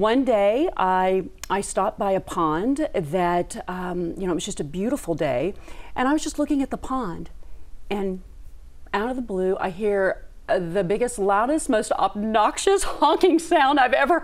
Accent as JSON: {"language": "English", "town": "Dallas", "region": "Texas", "country": "United States", "tie": "born or raised there", "also_born_or_lived": "New York", "moved": "as an adult", "said": "I grew up here in Dallas"}